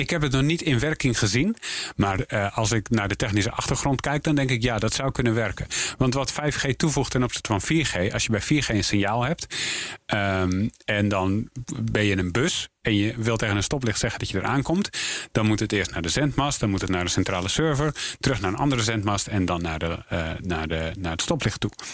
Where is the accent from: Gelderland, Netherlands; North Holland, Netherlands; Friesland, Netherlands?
North Holland, Netherlands; ik ben Noord-Hollander